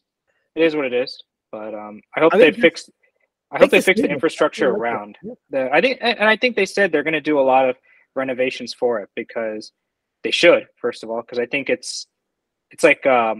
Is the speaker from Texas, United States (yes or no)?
yes; Dallas, Texas, United States; I love Dallas, born and raised in Dallas